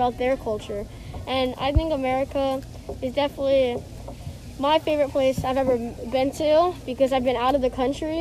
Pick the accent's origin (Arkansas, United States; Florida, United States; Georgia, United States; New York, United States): Florida, United States; now in Minnesota, United States; I was born and raised in Florida. I moved to Minnesota